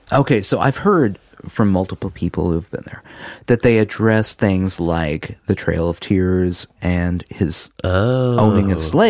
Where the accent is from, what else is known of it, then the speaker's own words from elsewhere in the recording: Oklahoma, United States; now in Tennessee, United States; We're from Oklahoma.